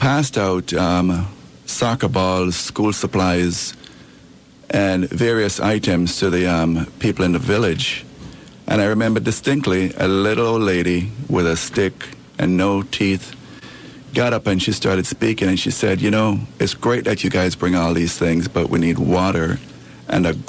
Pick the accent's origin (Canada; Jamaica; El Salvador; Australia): Jamaica; moved away; I'm from Jamaica. I came here in 1972